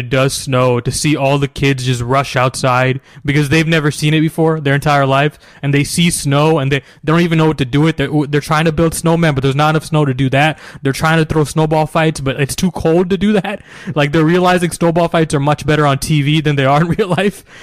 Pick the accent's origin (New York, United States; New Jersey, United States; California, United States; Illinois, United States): New Jersey, United States; moved away as an adult; now in Houston, United States; I grew up in New Jersey.